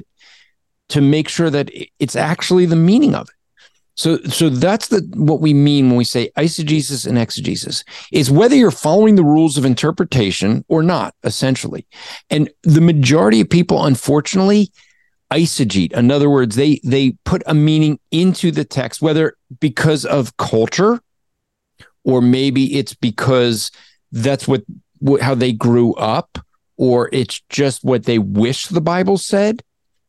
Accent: New Jersey, United States; I'm from Jersey

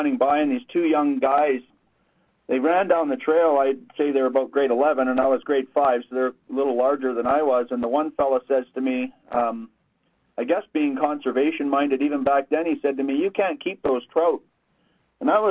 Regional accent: Coombs, British Columbia, Canada; also born or lived in Nanaimo; We moved at one point from Vancouver Island, a little town called Coombs

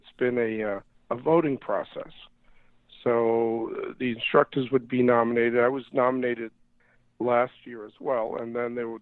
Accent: New York, United States; I grew up in New York, and we didn't have much money

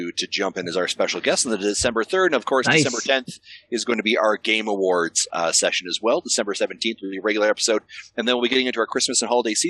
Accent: Canada; me being Canadian

